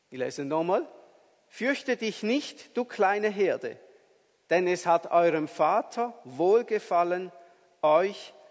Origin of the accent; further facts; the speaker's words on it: Appenzell, Switzerland; als ich ein Bub war, da hat es noch so Winter gegeben mit viel Schnee im Appenzellerland, wo ich aufgewachsen bin.